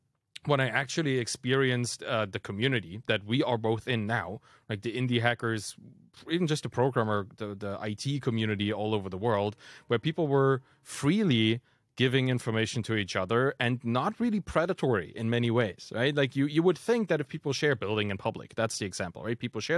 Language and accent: English; East Germany, Germany; being German and dropping all the kind of Germanist stuff that we've been taught as kids, right? Like I was raised in East Germany